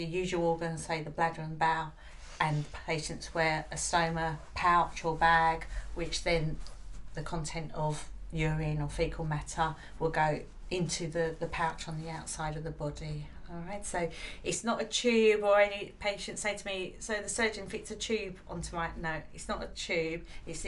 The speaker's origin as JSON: {"language": "English", "country": "United Kingdom", "said": "We're British"}